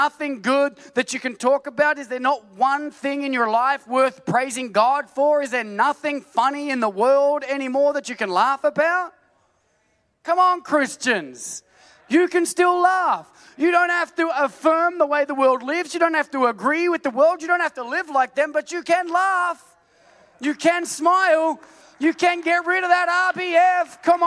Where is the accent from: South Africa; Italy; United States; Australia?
Australia; I'm an Aussie